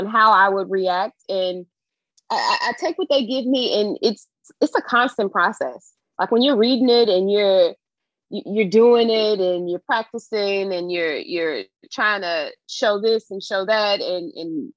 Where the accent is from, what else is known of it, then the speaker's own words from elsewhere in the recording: Chicago, Illinois, United States; my experiences as a Black girl growing up on the South Side of Chicago